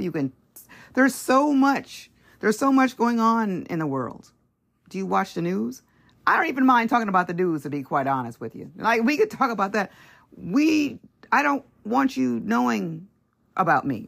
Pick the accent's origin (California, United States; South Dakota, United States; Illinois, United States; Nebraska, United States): California, United States; Los Angeles; California, L A area